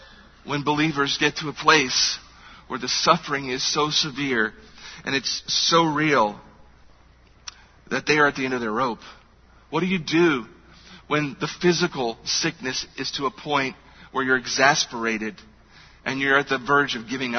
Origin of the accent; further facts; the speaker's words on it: United States; as American believers in a culture where we are wealthy